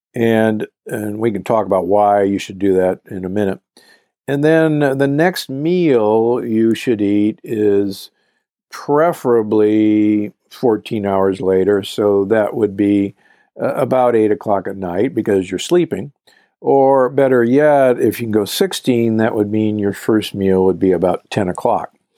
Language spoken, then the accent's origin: English; Omaha, Nebraska, United States; I grew up in Omaha, Nebraska